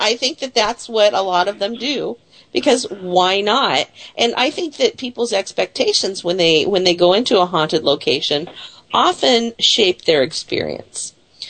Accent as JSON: {"language": "English", "town": "Bellingham", "region": "Washington", "country": "United States", "also_born_or_lived": "Seattle, Washington", "lives_now": "Chehalis, United States", "said": "I'm actually originally from Bellingham, although I was born in Seattle."}